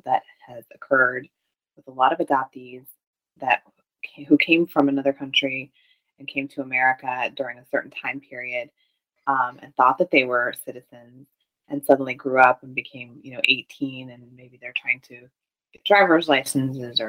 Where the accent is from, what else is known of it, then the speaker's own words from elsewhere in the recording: Midwest, United States; I grew up in the Midwest and I'm Asian American